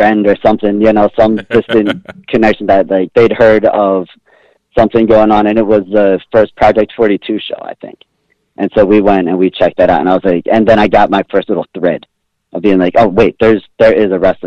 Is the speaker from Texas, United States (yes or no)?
no; Bedford Hills, New York, United States; now in Seattle, United States; I've been living in Seattle for a little while, but I grew up primarily in New York in Westchester County. I grew up in Bedford Hills, just north of New York City